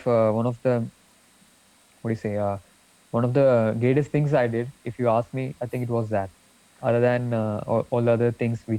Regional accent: Kerala, India; So you know, we are actually you know, from Kerala.

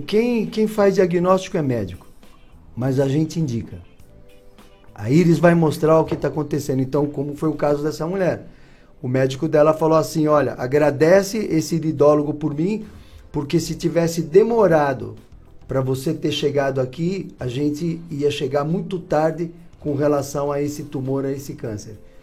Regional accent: São Paulo, Brazil; also born or lived in Curitiba / Ponta Grossa; now in Florianópolis, Brazil; eu sou de São Paulo, morei 22 anos em Curitiba

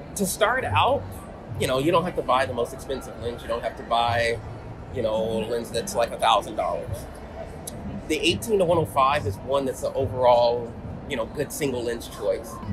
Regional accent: Atlanta, Georgia, United States; I'm from Atlanta, Georgia

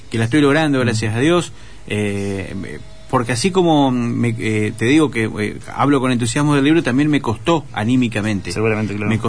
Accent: Santa Fe, Argentina; yo soy santafesino, pero adquirí la forma suave de hablar. Nosotros somos un poco tranquilos, ¿viste?

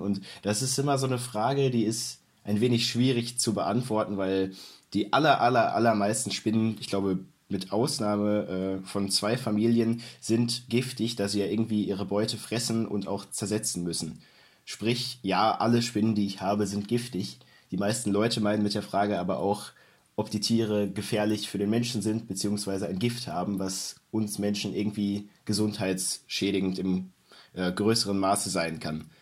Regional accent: North Rhine-Westphalia, Germany; ich komme aus NRW

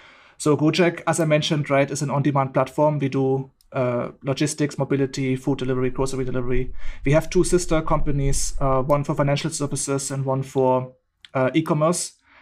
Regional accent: Germany; English is a second language; also born or lived in India; now in Bali, Indonesia; from Germany, but living in Bali in Indonesia. After spending the last 9 years almost in India, I've relocated here.

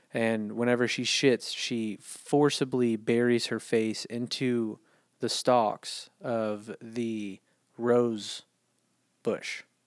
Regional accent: United States; also born or lived in San Antonio; I'm American

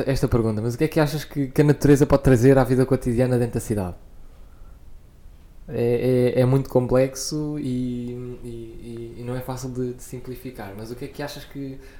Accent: Coimbra, Centro, Portugal; era para Coimbra, um, onde, eu, onde eu nasci, ainda vivi durante algum tempo e onde eu ia regularmente.

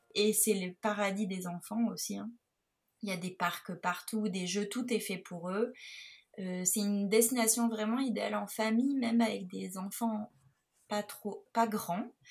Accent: Nice, Provence-Alpes-Côte d'Azur, France; je suis originaire de Nice

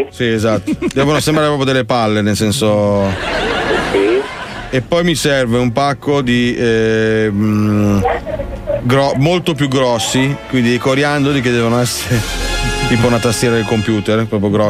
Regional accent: Milan, Lombardy, Italy; Sì, perché abbiamo un amico no, che fa il compleanno e noi siamo tutti di Milano.

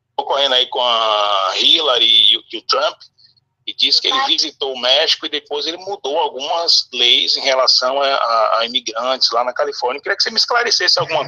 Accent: Salvador, Bahia, Brazil; Eu sou de Salvador, Bahia

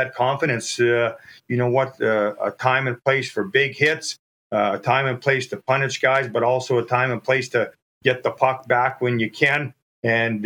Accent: Churchbridge, Saskatchewan, Canada; my hometown, Churchbridge.

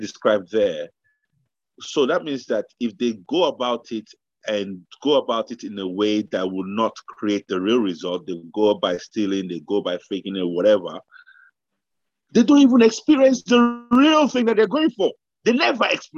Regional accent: Nigeria; now in United Kingdom; we grew up in Nigeria

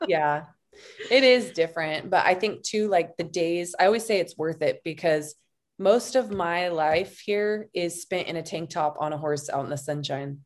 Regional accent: Montana, United States; now in Boyd, United States; I'm originally from Montana

